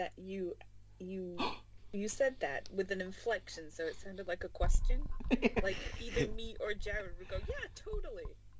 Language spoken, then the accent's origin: English; Spain; moved away; they don't teach us that in Spain.